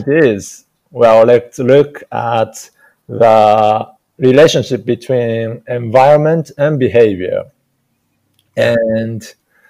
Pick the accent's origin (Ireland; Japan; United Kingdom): Japan; English is a second language; now in Hawaii, United States; I'm Japanese, and for me, when I came to the United States, English was really just bunch of sounds for me